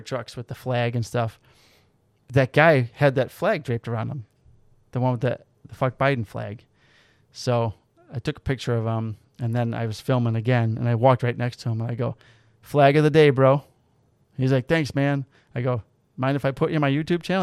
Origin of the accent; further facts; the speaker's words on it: outside Chicago, Illinois, United States; we're from outside Chicago